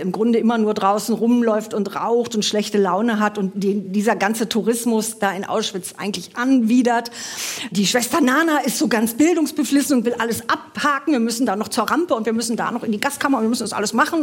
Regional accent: Germany; wir als Deutsche

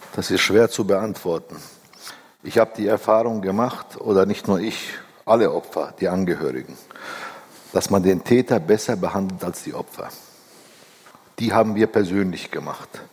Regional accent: Bavaria, Germany; Ich bin vierundsiebzig in Bayern geboren. Meine Kinder sind hier geboren

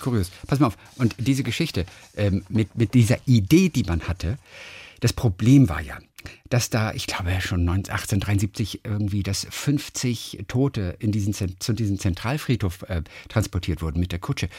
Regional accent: Lübeck, Schleswig-Holstein, Germany; Lübeck, das ist ja meine Heimatstadt

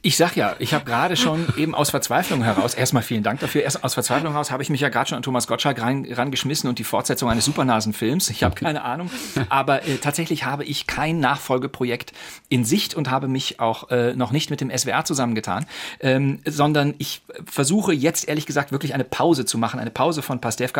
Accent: Rhineland, Germany; also born or lived in Cologne / Berlin; das Rheinland ist und bleibt meine Heimat.

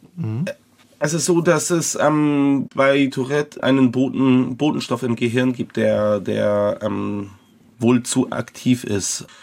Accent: Hamburg, Germany; ich als Jugendlicher in dem Jugendbereich einer Kirchengemeinde in Hamburg

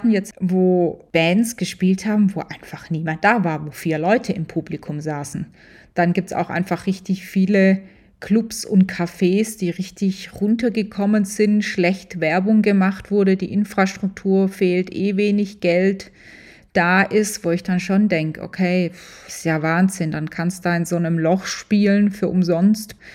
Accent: Tübingen, Baden-Württemberg, Germany; das als Schwäbin in Tübingen groß geworden, aus einer Handwerkerfamilie, das war schon gewöhnungsbedürftig.

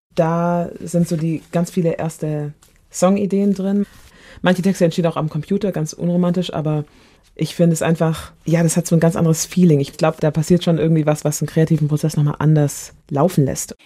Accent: Germany; also born or lived in Nigeria (ancestry); hier aufgewachsen

